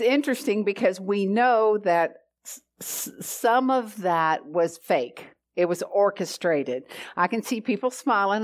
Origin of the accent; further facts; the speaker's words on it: the South, United States; growing up in the South